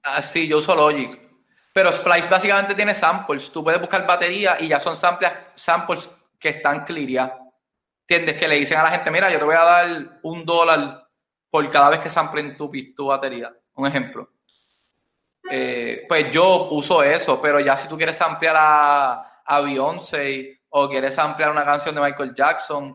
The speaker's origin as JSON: {"language": "Spanish", "town": "Ponce", "country": "Puerto Rico", "also_born_or_lived": "Bronx, New York, United States", "said": "Yo soy de Ponce, Puerto Rico."}